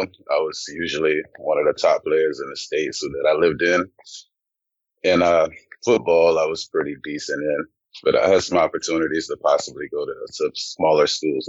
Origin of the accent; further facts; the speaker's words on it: Louisiana, United States; also born or lived in Germany; I grew up in Louisiana, but I was a military brat. I was actually born in Germany, so moved around a lot in my early years, but Louisiana is home for me.